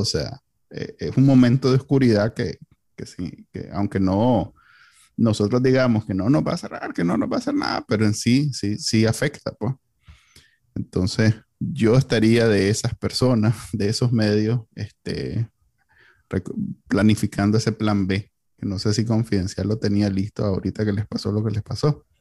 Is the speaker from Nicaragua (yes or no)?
yes; Nicaragua; Somos los NICA, así somos los NICA